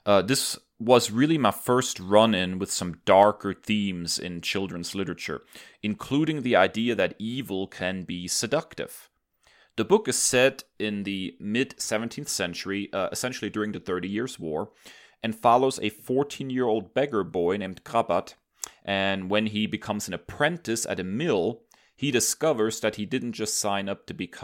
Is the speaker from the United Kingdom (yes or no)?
no; Germany; moved away; As a kid growing up in Germany